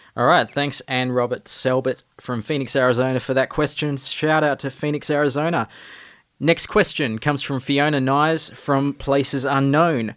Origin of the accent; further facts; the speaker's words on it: northern New South Wales, Australia; now in Melbourne, Australia; I'm from the northern New South Wales part of Australia. but now live in Melbourne